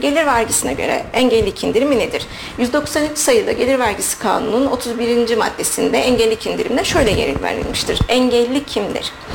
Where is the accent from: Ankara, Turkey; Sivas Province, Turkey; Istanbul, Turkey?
Sivas Province, Turkey